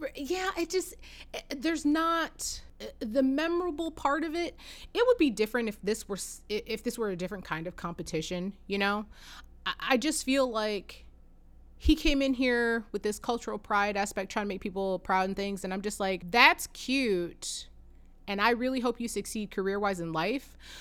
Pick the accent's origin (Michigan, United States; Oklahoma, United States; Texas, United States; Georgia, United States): Michigan, United States; we say we're from Detroit